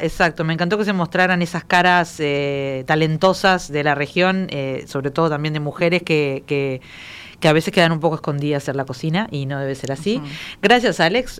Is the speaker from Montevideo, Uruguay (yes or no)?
no; Maldonado, Uruguay; yo soy de Maldonado